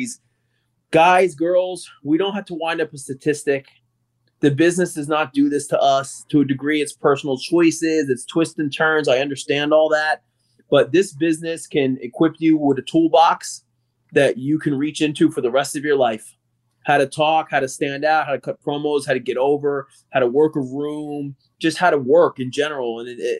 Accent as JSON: {"language": "English", "town": "Toms River", "region": "New Jersey", "country": "United States", "tie": "born or raised there", "said": "my hometown of Tom's River"}